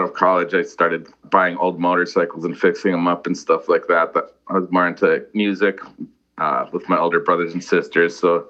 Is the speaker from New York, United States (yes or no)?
no; Milwaukee, Wisconsin, United States; moved away as an adult; now in Los Angeles, United States; I was born in Milwaukee, Wisconsin, south side of Milwaukee.